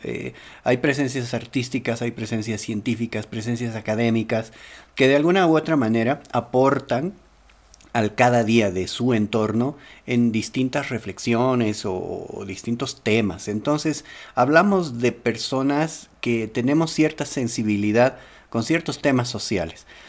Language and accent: Spanish; Bolivia; como boliviano